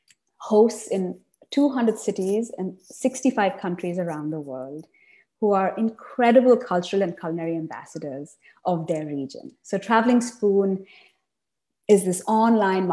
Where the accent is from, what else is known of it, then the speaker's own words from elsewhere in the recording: Chennai, Tamil Nadu, India; moved away; also born or lived in Savannah, Georgia, United States / East Coast, United States / Berkeley, California, United States; I grew up in South India, in Chennai